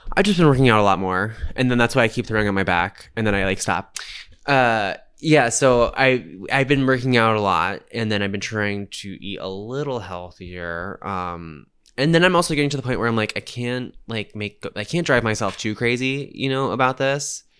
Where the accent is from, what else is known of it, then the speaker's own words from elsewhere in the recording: United States; I'm in the minority as the American there